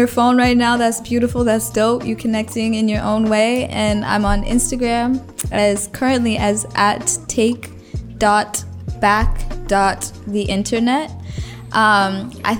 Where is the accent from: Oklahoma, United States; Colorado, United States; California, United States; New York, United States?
Colorado, United States; moved away; when I was home in Colorado this last time